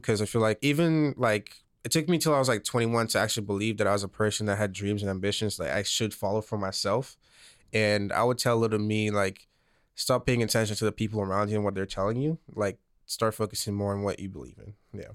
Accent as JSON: {"language": "English", "country": "St. Lucia", "tie": "born or raised there", "moved": "as an adult", "lives_now": "Los Angeles, United States", "said": "I was born and raised, um, on this island called Saint Lucia in the middle of the Caribbean."}